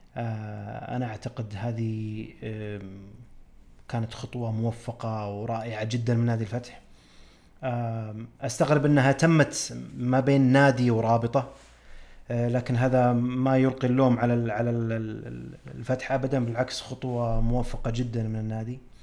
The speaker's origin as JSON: {"language": "Arabic", "country": "Saudi Arabia", "said": "عندنا في السعودية"}